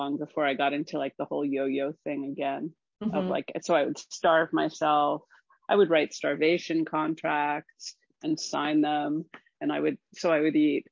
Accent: Scarsdale, New York, United States; moved away as an adult; now in Oregon, United States; I'm from Scarsdale

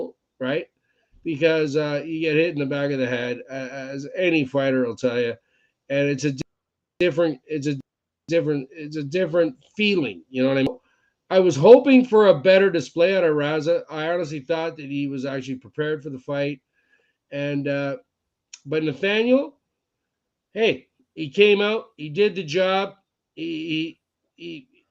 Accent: Scotland, United Kingdom; I'm Scottish

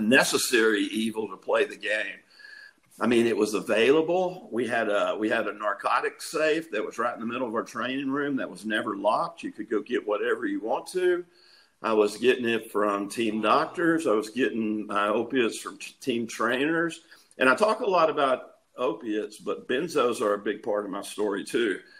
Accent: East Texas, United States; also born or lived in Tampa, Florida; I was born and raised here in Texas

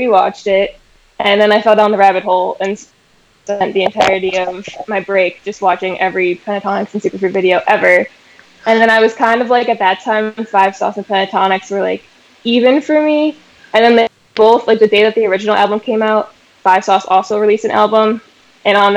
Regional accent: Cleveland, Ohio, United States; moved away as an adult; now in Clemson, United States; I'm originally from Cleveland, Ohio, but I go to college at Clemson University in South Carolina

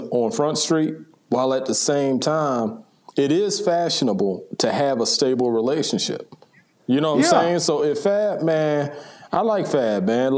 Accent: Charleston, South Carolina, United States; I'm from Charleston.

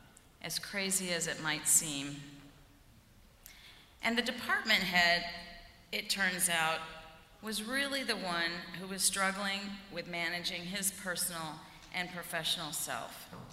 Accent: the South, United States; accent: southern; I had to wear menswear suits in the mid-1980s to fit in, lose my southern accent

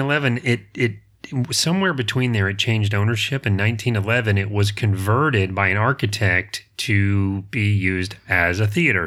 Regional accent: the South, United States; I'm from the South

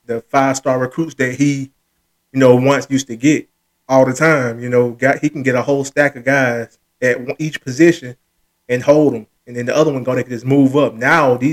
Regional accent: Alabama, United States; University of Alabama, man, my home state.

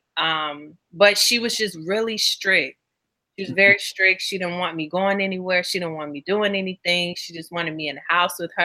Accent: Chicago, Illinois, United States; growing up in Chicago

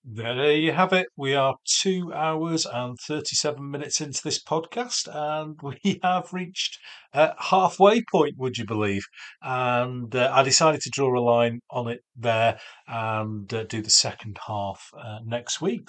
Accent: Cheshire, North West England, United Kingdom; now in Yorkshire, United Kingdom; I was born in Cheshire

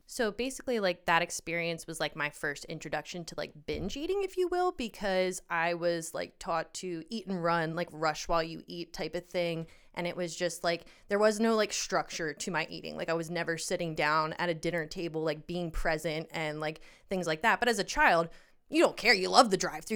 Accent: Pennsylvania, United States; We grew up in Pennsylvania, and I am going to be moving to Colorado as of this weekend.

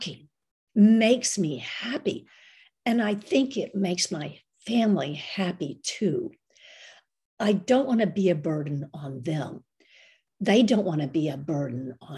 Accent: United States; some crazy American gringa is on a pilgrimage

